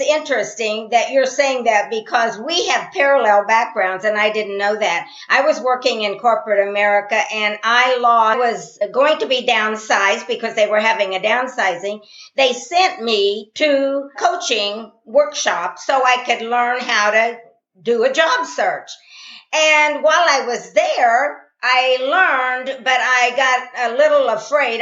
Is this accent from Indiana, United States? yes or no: yes; Columbus, Indiana, United States; I'm from Columbus, Indiana, which is about 40 miles from Indiana University